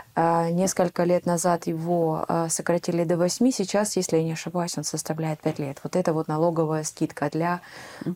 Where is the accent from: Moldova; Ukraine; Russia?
Ukraine; moved away as an adult; now in Netherlands; я из Украины